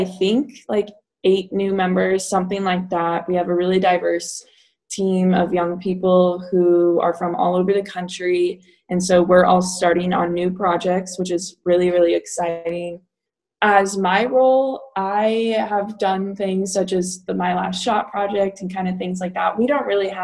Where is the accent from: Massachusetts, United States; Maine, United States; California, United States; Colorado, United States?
Colorado, United States; Columbine community; moved away as an adult; now in Virginia, United States; I've grown up in that community